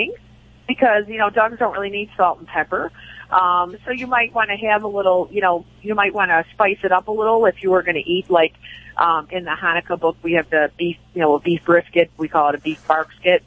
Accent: Chicago, Illinois, United States; I am Irish Catholic from the south side of Chicago

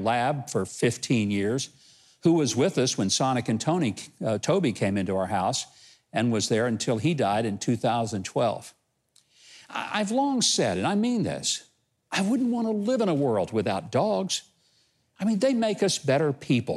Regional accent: Arkansas, United States; my home state of Arkansas

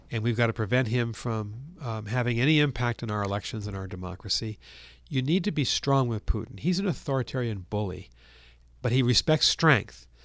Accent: Massachusetts, United States; in my home state of Massachusetts

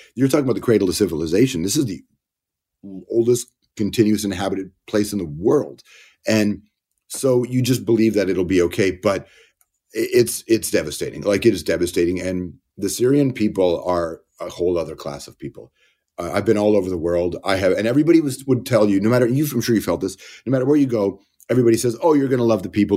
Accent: Toronto, Ontario, Canada; born or raised there; also born or lived in Malton, Ontario

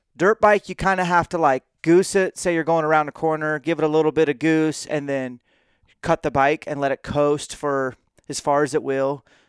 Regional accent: Washington, United States; And you're a fellow Washingtonian, at least for the time being, and so am

